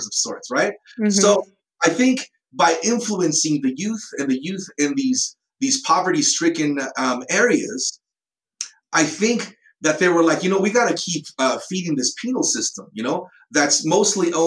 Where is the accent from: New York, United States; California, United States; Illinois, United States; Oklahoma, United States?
California, United States; moved away; I used to live in California and I grew up there